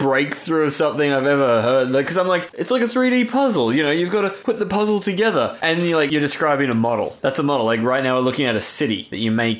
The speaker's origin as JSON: {"language": "English", "country": "Australia", "said": "I feel like as an Australian, it's our duty."}